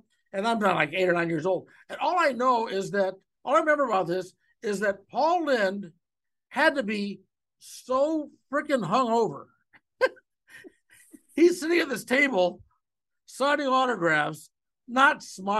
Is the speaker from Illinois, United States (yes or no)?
no; Ohio, United States; I grew up in Ohio